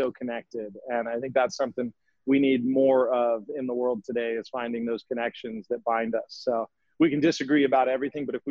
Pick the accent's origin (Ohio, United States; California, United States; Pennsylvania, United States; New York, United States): California, United States; San Diego; moved away as an adult; now in Maui, United States; me growing up in San Diego